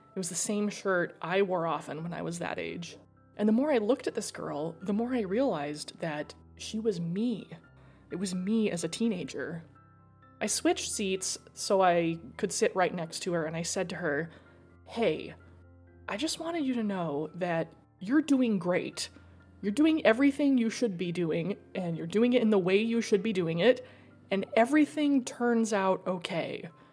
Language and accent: English; Idaho, United States; I grew up in Idaho, it's a niche.